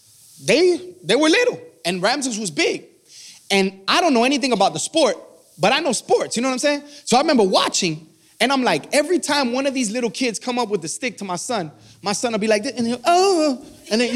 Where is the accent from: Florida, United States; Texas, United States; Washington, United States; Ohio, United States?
Florida, United States; Miami; I'm from Miami